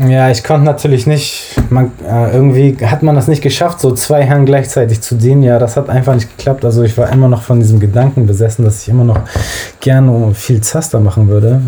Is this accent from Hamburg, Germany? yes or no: yes; Hamburg, Germany; ich bin in Hamburg-Billstedt aufgewachsen